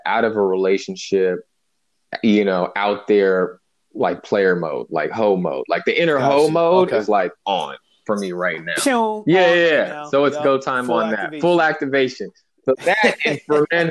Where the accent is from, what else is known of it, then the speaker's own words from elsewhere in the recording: Bay Area, California, United States; moved away as an adult; also born or lived in Santa Barbara; I'm from the Bay Area. I'm from working class, you know, hip hop, baggy jeans